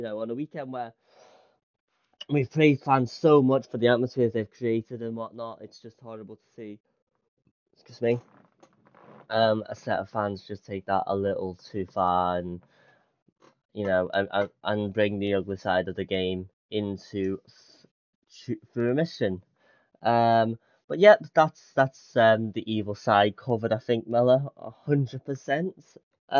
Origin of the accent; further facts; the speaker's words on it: Scotland, United Kingdom; born there; We are, of course, Scottish men, although people don't call me Scottish because of my accent. But on my birth certificate, it says Scotland, so I am Scottish.